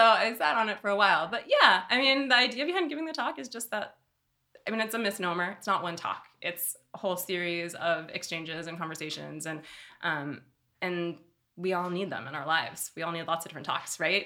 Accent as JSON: {"language": "English", "town": "Oakland", "region": "California", "country": "United States", "tie": "born or raised there", "said": "I grew up here in Oakland, California, born and raised"}